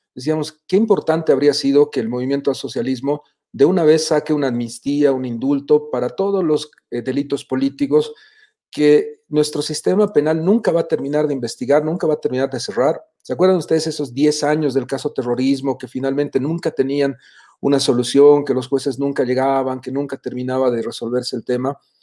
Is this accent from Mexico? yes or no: no; Bolivia; como bolivianos